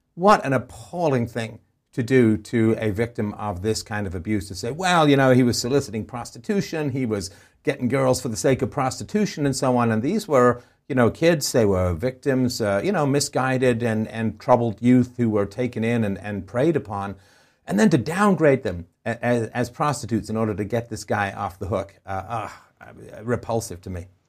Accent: England, United Kingdom; moved away; I grew up in England.

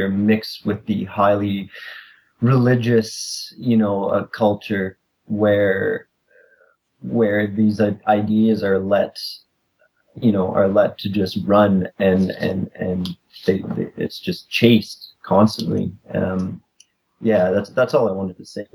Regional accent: Canada; I'm from Canada as well

